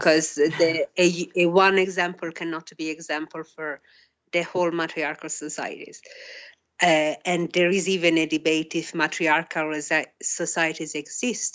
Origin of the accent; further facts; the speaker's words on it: Italy; moved away; also born or lived in Australia; I grew up in Italy and Australia